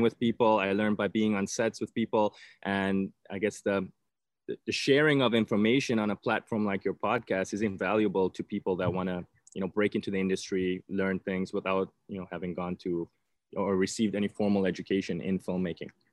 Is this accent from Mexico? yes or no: no; South Africa; moved away; I'm originally from South Africa